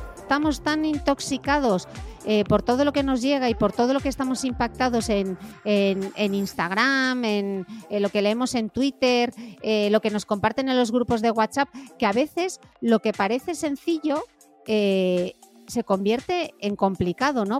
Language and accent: Spanish; Gijón, Asturias, Spain; moved away as an adult; also born or lived in London; en Gijón, de donde soy yo, del norte de España